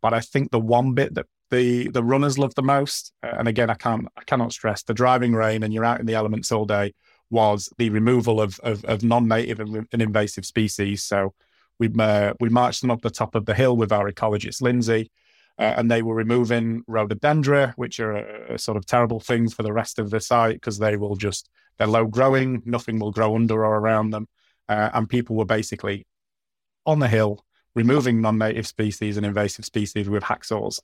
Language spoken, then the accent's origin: English; Yorkshire and the Humber, United Kingdom; as a Yorkshireman